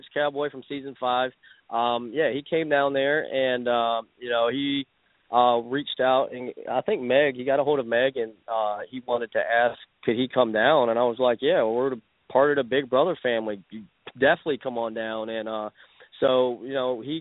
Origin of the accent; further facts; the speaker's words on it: Wichita Falls, Texas, United States; from Wichita Falls